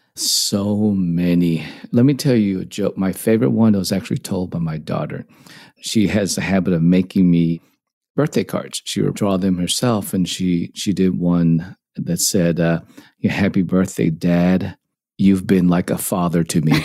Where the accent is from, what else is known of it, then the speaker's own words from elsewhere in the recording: Dallas, Texas, United States; also born or lived in Hong Kong; I grew up in Dallas, played tennis growing up, not very well